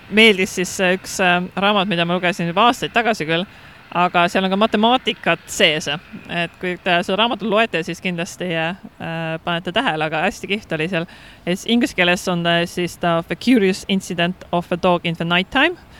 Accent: Estonia; moved away as an adult; now in Hong Kong; ma olen Eestist

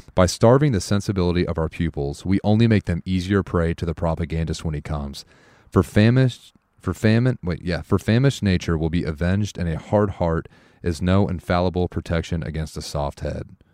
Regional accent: United States; as an American

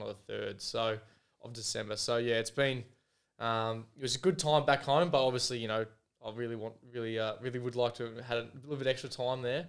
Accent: Foster, Victoria, Australia; now in Adelaide, Australia; went back home to Victoria down, um, to Foster, my hometown

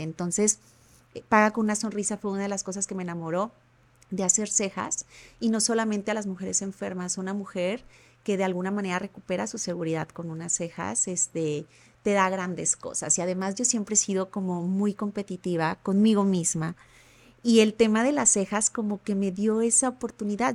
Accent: Ahuacatlán, Nayarit, Mexico; also born or lived in Tepic; nací aquí en Tepic y viví en Santa Isabel, municipio de Aguacatlán

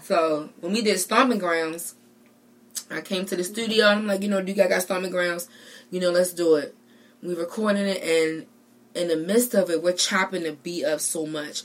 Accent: Baltimore, Maryland, United States; I'm from Baltimore

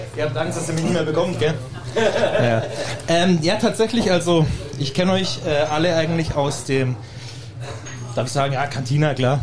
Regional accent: Germany; ich bin Deutscher

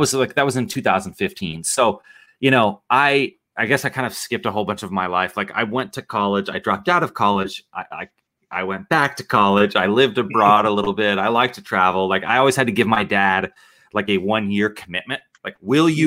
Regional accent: Nebraska, United States; I am from Nebraska

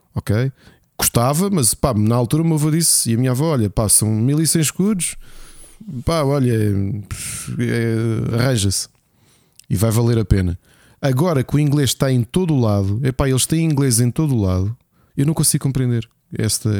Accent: Lisbon, Portugal; Nós todos que somos dos Olivais, não é? Que também era um bairro que tu sabes com muitas dificuldades

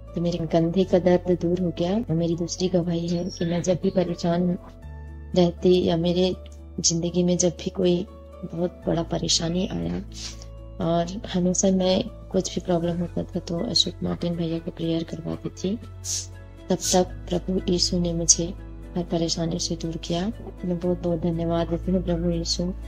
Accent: Dantewada district, Chhattisgarh, India; मैं छत्तीसगढ़ दंतेवाड़ा जिले की रहने वाली हूँ

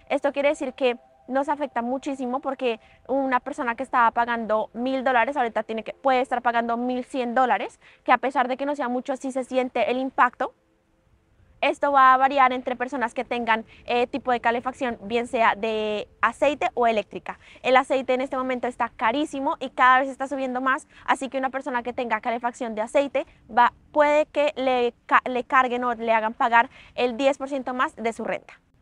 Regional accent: Colombia; moved away as an adult; also born or lived in Prince Edward Island, Canada; now in Canada; yo soy una colombiana en Canadá

